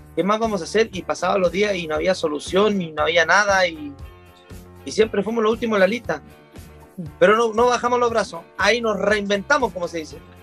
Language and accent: Spanish; Chile; somos el país de Latinoamérica